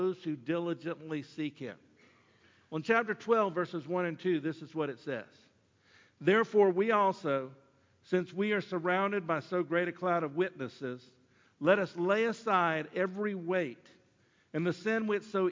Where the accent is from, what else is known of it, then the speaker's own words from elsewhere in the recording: Sumter, South Carolina, United States; I was from Sumter.